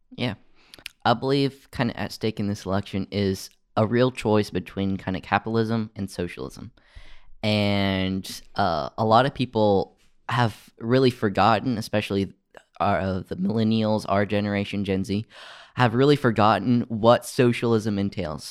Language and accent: English; United States; us as American citizens